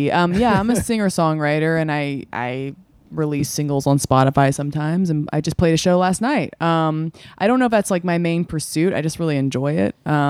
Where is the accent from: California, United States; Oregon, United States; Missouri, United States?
Oregon, United States; I'm from Oregon.